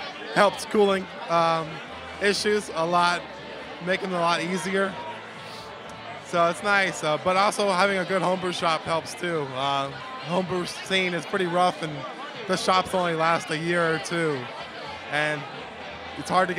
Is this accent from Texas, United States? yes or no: no; Miami, Florida, United States; now in Brooklyn, United States; Originally, I'm from Miami.